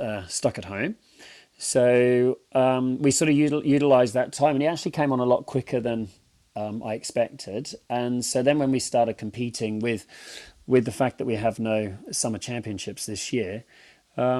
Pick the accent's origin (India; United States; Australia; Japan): Australia; Jimboomba, Queensland; also born or lived in Britain; now in England; I grew up in Jimboomba. So, you know, my address was 95 Dundee Road, Jimboomba